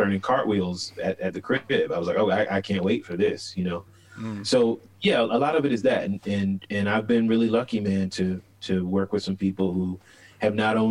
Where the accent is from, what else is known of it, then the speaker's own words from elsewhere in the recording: Chesapeake, Virginia, United States; moved away as an adult; also born or lived in Harrisonburg, Virginia / Richmond, Virginia; now in New York, United States; I am born and raised in Virginia. I grew up in Chesapeake, Virginia